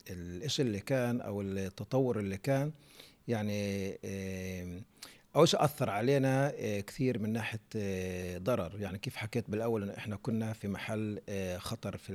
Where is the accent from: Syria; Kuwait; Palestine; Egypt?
Palestine; إحنا كشعب فلسطيني فاقدين هذه الأرضية